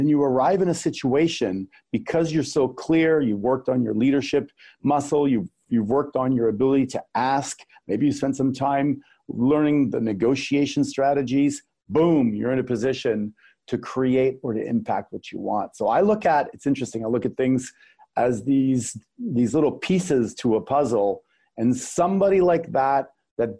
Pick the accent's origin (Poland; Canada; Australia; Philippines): Canada; I'm Canadian